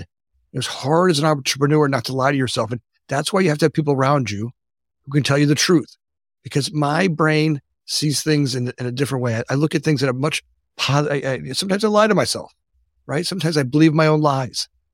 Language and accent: English; South Florida, United States; moved away as an adult; now in Oak Park, Illinois, United States; I grew up in Florida